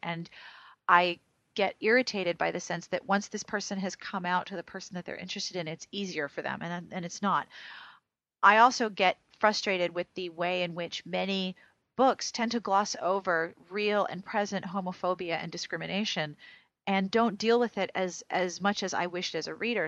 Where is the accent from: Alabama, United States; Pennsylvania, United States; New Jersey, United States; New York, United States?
Pennsylvania, United States; my home state